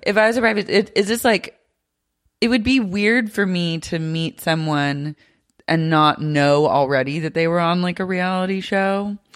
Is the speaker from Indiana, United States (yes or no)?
no; Oklahoma City, Oklahoma, United States; now in Los Angeles, United States; growing up in Oklahoma City